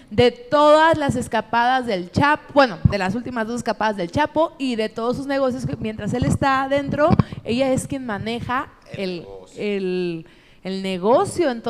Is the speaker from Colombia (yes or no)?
no; Guadalajara, Jalisco, Mexico; lo siento mucho. Tengo 40 años y soy de Guadalajara, Jalisco